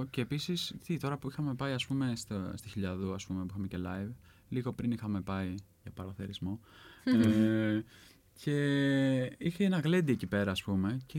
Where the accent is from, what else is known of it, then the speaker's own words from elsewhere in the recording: Central Greece, Greece; Ναι, εγώ είμαι από την Εύβοια